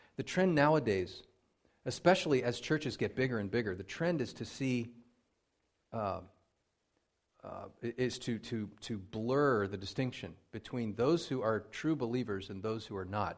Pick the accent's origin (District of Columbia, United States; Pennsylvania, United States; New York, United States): Pennsylvania, United States; moved away; I grew up in Pennsylvania